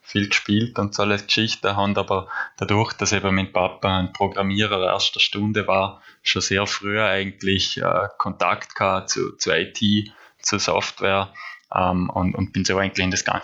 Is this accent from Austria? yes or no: yes; Nüziders, Vorarlberg, Austria; Ich komme ursprünglich aus Nützerdorf. Ich bin dort aufgewachsen, gemeinsam mit meinen drei Geschwister im, im Haus, das meine Großeltern gebaut haben.